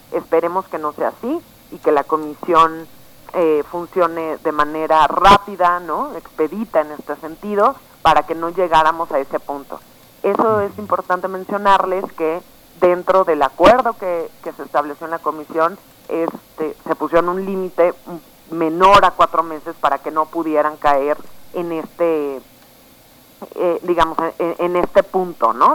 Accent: Mexico; como población mexicana

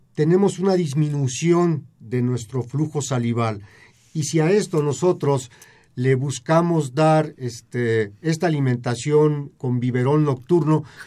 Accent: Mexico; tenemos como sociedad mexicana

